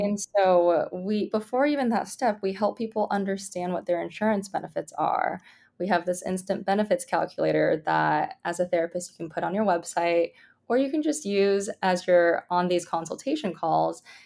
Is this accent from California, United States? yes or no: yes; Bay Area, California, United States; I grew up in the Bay Area